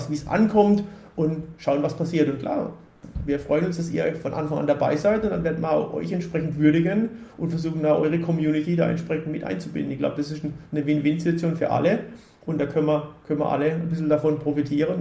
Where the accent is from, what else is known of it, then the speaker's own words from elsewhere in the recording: Ubstadt-Weiher, Baden-Württemberg, Germany; ich komme aus, aus Upstadt-Weiher, Wer sich ein bisschen auskennt, das ist vom Hockenheimring 20 Kilometer weg. So, somit gehört der Hockenheimring auch so ein bisschen zu meiner, zu meiner Heimat